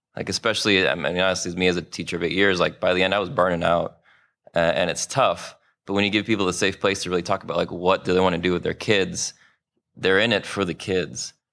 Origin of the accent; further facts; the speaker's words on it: Chicago, Illinois, United States; also born or lived in New Orleans; here in, uh, my hometown, Chicago